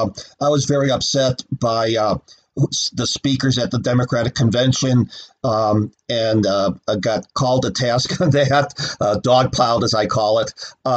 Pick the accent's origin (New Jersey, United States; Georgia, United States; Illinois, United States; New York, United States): Illinois, United States; Chicago; I grew up in Chicago in the 60s.